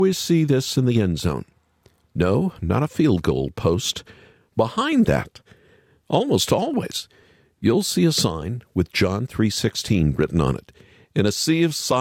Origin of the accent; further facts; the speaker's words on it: Oklahoma, United States; I grew up in Oklahoma